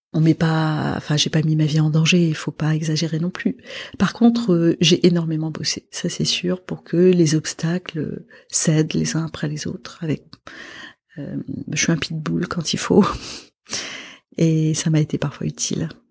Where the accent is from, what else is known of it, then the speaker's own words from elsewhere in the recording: Lebanon; moved away; je suis libanaise. Mhm. Donc je viens d'un pays qui a vécu beaucoup d'années de guerre